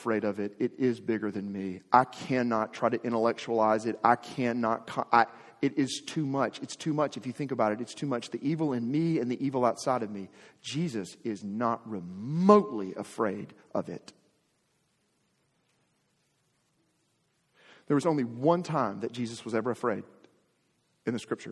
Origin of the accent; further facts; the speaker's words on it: Arkansas, United States; I'm from Arkansas, was born and raised in Arkansas.